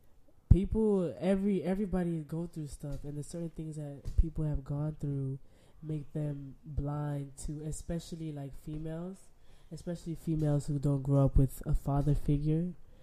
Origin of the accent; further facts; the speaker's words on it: Florida, United States; moved away; also born or lived in up north; I'm from Florida.